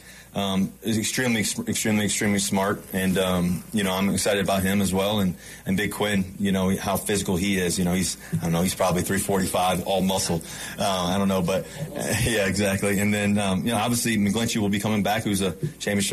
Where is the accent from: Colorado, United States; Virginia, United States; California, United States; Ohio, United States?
Virginia, United States; now in Denver, United States; I grew up in Virginia.